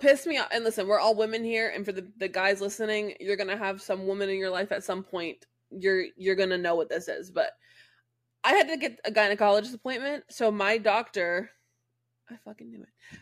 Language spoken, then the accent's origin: English; Jacksonville, United States; born or raised there; moved away